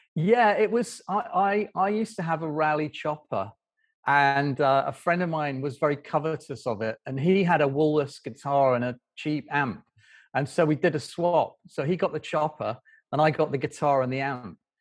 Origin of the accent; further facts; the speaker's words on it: Doncaster, Yorkshire and the Humber, United Kingdom; I grew up in a town, in, in a village outside Doncaster